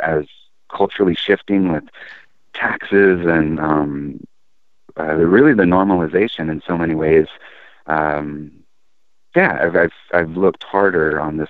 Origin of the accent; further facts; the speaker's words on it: San Diego, California, United States; now in Eugene, United States; growing up as a kid, I'm originally from Southern California, San Diego